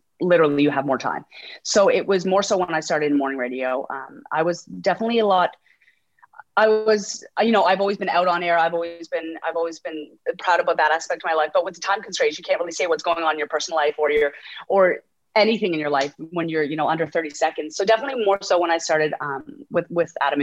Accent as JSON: {"language": "English", "town": "Halifax", "region": "Nova Scotia", "country": "Canada", "tie": "born or raised there", "moved": "as an adult", "lives_now": "Toronto, Canada", "said": "I grew up in Halifax, Nova Scotia"}